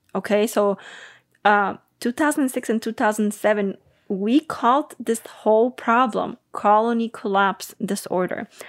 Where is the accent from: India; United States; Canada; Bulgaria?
Bulgaria; I'm from Bulgaria